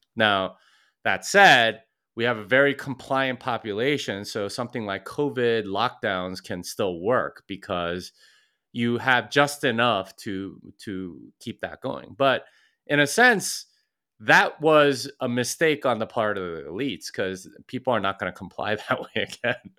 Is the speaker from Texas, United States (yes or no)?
yes; Texas, United States; I'm from Texas, and if you know anything about Texans, it's that we want you to know we're from Texas